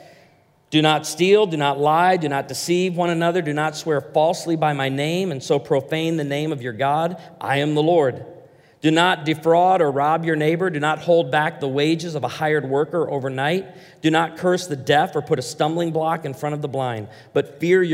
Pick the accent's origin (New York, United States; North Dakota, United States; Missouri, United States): Missouri, United States; Branson; I come from Branson, Missouri, and patriotism and honoring our veterans, high on the list